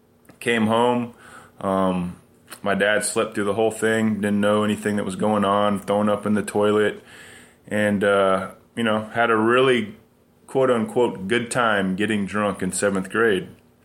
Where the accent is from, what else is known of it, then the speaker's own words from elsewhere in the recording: Carlsbad, New Mexico, United States; I was born in 1977 in Carlsbad, New Mexico. It's a small town in South New Mexico, and my family lived on a privately owned 5-acre lot that my grandparents owned.